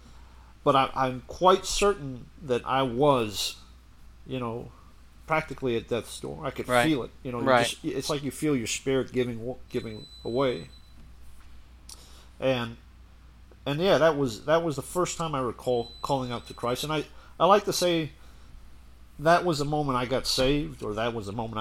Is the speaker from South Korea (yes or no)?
no; Puerto Rico; moved away; going to Catholic school back in Puerto Rico